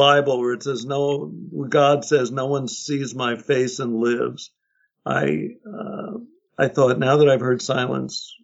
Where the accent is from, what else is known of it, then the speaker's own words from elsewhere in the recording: New York City, New York, United States; now in Woodstock, United States; I grew up in Manhattan in a housing project